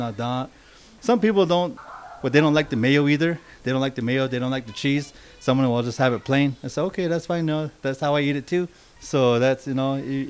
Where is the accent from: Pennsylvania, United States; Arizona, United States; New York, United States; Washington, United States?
Arizona, United States; Ganado; also born or lived in Whispering, Arizona; now in Albuquerque, United States; So that's where I grew up from, Whispering and Ganado